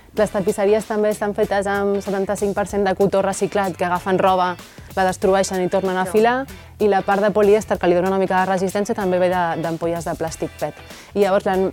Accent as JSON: {"language": "Catalan", "town": "Barcelona", "region": "Catalonia", "country": "Spain", "also_born_or_lived": "Riudoms", "moved": "as an adult", "lives_now": "Reus, Spain", "said": "som de Barcelona"}